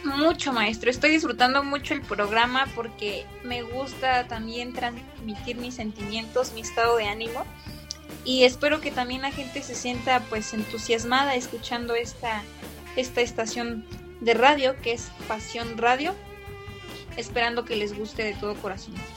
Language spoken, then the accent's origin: Spanish; Mexico; parte de nuestra, pues de nuestra esencia como mexicanos, eh, la forma en que pues se vive aquí en México